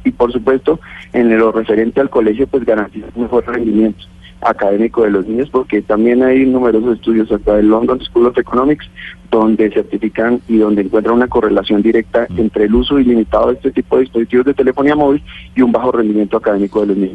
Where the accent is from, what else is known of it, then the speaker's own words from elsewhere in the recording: Boyacá, Colombia; soy boyacense